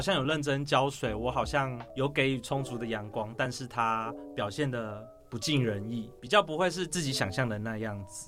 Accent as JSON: {"language": "Chinese", "region": "Taoyuan", "country": "Taiwan", "also_born_or_lived": "Zhushan, Nantou", "moved": "as an adult", "said": "因为我是桃园人，所以我就搬到自己 下乡，就是到南投那边去学习租公益"}